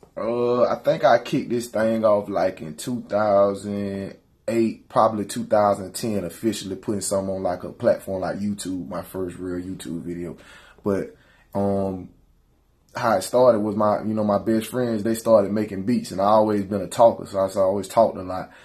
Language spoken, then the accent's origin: English; Perry, United States; I love being from the country